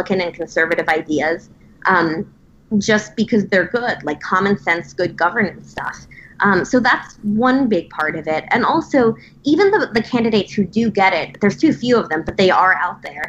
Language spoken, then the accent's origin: English; Nassau County, New York, United States; growing up in Nassau County, where I started in politics